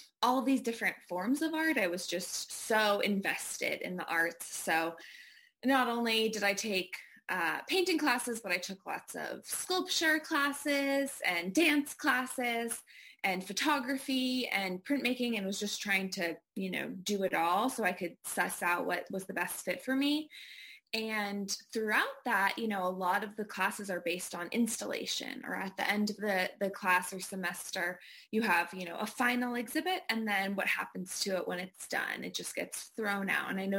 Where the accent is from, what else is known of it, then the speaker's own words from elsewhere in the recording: Bangor, Maine, United States; I grew up in Bangor, Maine